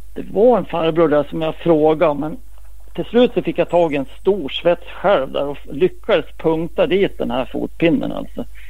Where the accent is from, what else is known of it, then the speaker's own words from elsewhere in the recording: Västerås, Västmanland, Sweden; det var i Västerås i min hemstad